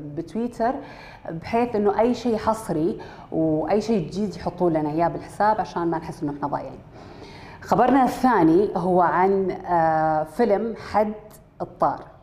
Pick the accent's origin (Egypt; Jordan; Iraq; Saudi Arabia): Saudi Arabia; عندنا بالسعودية